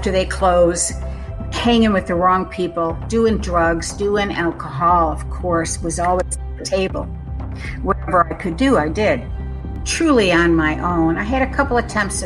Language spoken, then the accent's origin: English; Western New York, United States; I was born and raised in Western New York, right on Lake Erie